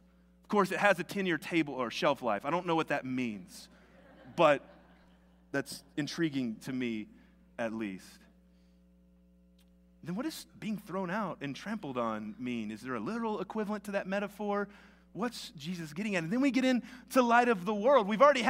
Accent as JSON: {"language": "English", "region": "the South", "country": "United States", "accent": "Southern", "said": "I've worked really hard to lose my southern accent, but it kind of helps for this. It's y'all."}